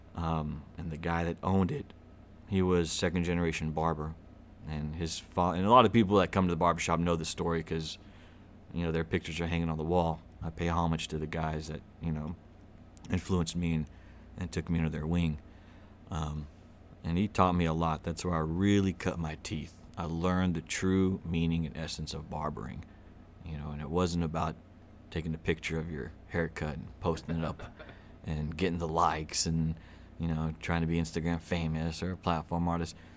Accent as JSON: {"language": "English", "town": "Little Rock", "region": "Arkansas", "country": "United States", "tie": "born or raised there", "also_born_or_lived": "Los Angeles, California / Glendale, California / Pasadena, California", "moved": "yes", "lives_now": "Bryant, United States", "said": "I was born in Little Rock. I'm a true niner, Southwest. Uh, grew up in, uh, off of Maple Bluff"}